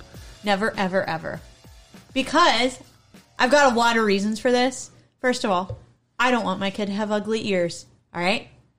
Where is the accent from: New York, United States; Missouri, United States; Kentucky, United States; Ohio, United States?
Ohio, United States; I grew up in Ohio, and we are trashy